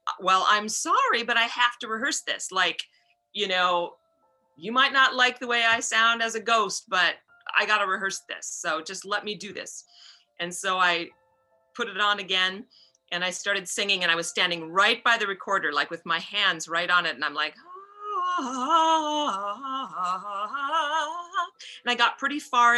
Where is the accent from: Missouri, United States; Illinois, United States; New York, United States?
New York, United States; New York City; I'm from New York City